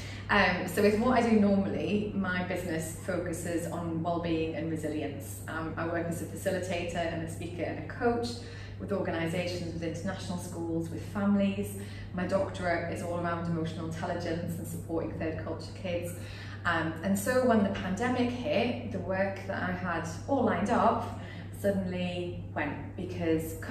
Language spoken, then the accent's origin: English; United Kingdom; moved away as an adult; now in Singapore; I'm British